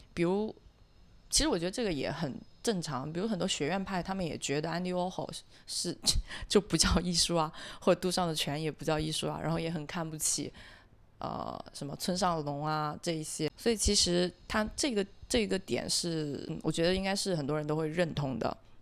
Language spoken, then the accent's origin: Chinese; Guangzhou, Guangdong, China; 我们自己，呃，广州本地人讲粤语去交流